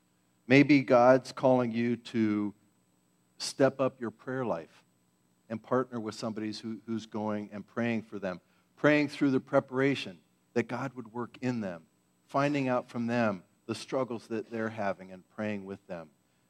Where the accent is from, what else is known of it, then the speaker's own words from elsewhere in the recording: Philippines; Growing up in the Philippines, she was known to me as Aunt Joanne.